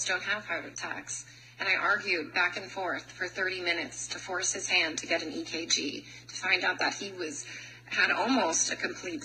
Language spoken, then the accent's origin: English; United States